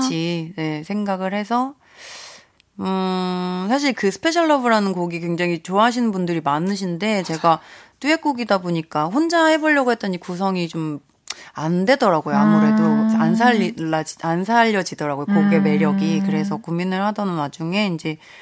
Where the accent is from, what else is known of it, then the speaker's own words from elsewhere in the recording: Wando, South Jeolla, South Korea; moved away; 제가 고향이 완도잖아요